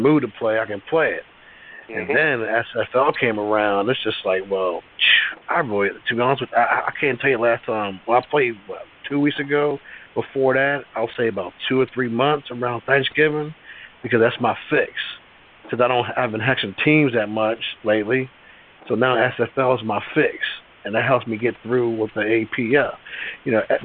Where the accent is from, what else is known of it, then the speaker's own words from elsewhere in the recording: Maryland, United States; also born or lived in Virginia; now in Pennsylvania, United States; I grew up in Maryland